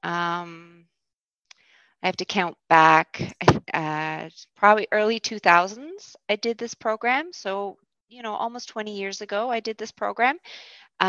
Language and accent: English; St. John's, Newfoundland and Labrador, Canada; I am from St. John's. I grew up in St. John's in the West End and now live downtown.